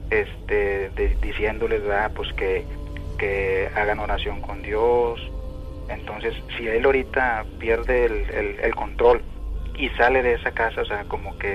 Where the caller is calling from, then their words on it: Monterrey, Nuevo León, Mexico; De, acá de Monterrey. De Monterrey.